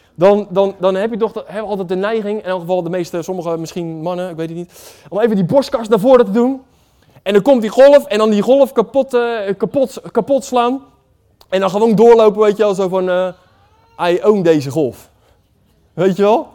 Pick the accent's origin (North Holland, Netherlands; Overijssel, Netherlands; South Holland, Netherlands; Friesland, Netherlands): South Holland, Netherlands; Waddinxveen; Ik kom uit Wanningsveen